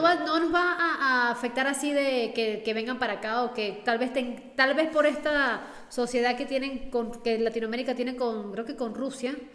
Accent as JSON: {"language": "Spanish", "country": "Venezuela", "said": "somos de Venezuela"}